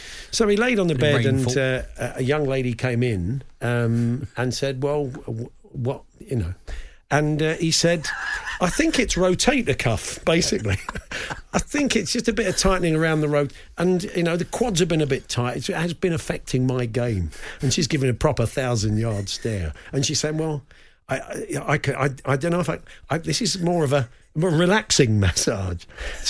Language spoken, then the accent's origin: English; West Midlands, United Kingdom; as a 9-year-old growing up in Warwickshire in the 1980s